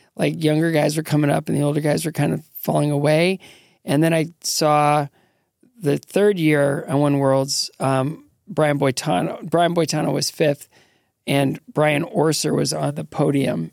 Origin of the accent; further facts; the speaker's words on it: Northwestern Ohio, United States; moved away; I grew up in Northwestern Ohio, just south of Detroit